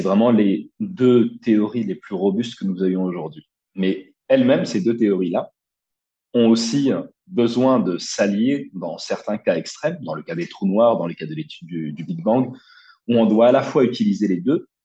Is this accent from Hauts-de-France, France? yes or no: no; Brignoles, Provence-Alpes-Côte d'Azur, France; moved away as an adult; also born or lived in Nice; je suis né en 1992 dans le Var, un petit village du Var qui s'appelle Brignoles. Euh, j'y ai grandi, j'y ai fait euh, toute ma scolarité jusqu'à jusqu'à mon bac